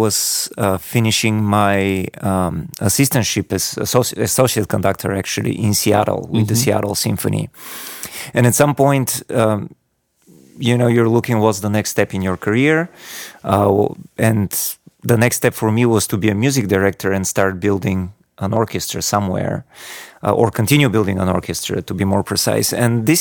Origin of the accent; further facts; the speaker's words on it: Bulgaria; also born or lived in Virginia, United States; now in Sarasota, United States; I grew up in Bulgaria. So I was born in the 80s